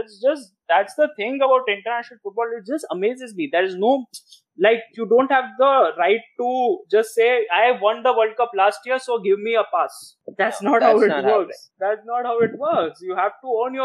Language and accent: English; India; as an Indian, I started watching cricket first